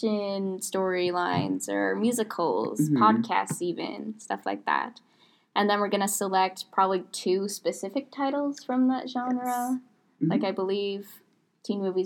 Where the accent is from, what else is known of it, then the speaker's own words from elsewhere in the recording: Portland, Oregon, United States; now in Orange, United States; I'm from Portland, Oregon